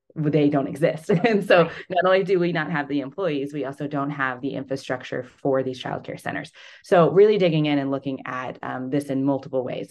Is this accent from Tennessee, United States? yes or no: no; Fordland, Missouri, United States; also born or lived in Springfield, Missouri; I grew up in Southwest Missouri in Webster County. If anyone's familiar, I lived in Fordland